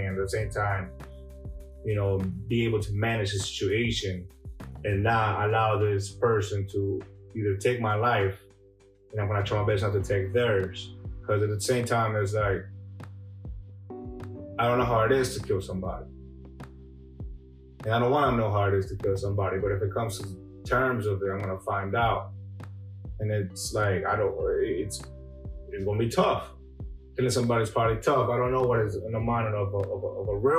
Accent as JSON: {"language": "English", "country": "El Salvador", "tie": "born or raised there", "moved": "yes", "said": "Growing up in El Salvador"}